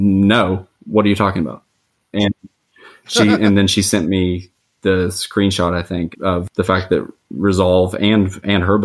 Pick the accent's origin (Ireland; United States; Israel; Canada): United States; Huntington, West Virginia; moved away as an adult; also born or lived in Washington, D.C. / Pittsburgh area; my hometown of Huntington, West Virginia